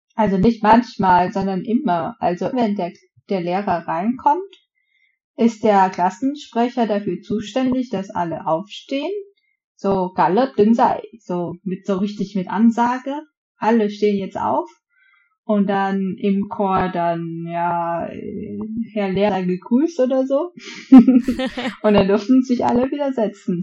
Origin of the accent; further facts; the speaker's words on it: Vietnam; now in Germany; bei uns in Vietnam